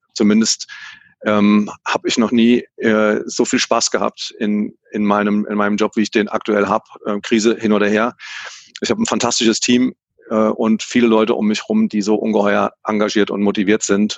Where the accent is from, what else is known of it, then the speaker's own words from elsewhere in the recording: Hesse, Germany; accent: Hessian; wie man an meinem Slang vielleicht äh, merken kann, bin ich, bin ich Hesse